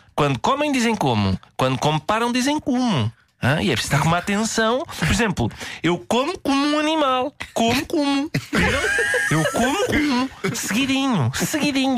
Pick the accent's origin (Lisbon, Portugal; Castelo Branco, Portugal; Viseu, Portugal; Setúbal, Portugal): Lisbon, Portugal; Eu, que sou de Lisboa